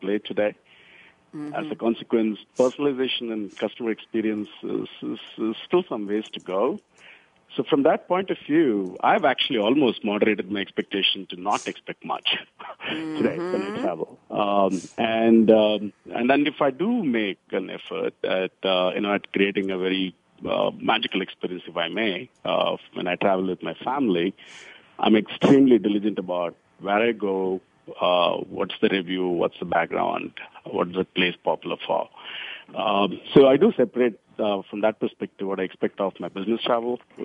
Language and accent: English; India; moved away; the days when I grew up in India when I was in school